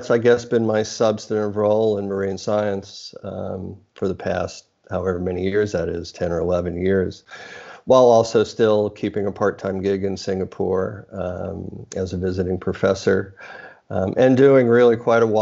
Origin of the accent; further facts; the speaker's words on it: New York City, New York, United States; moved away as an adult; also born or lived in California; now in Australia; So I was born in the U.S., actually in Brooklyn, so I'm a New Yorker by origin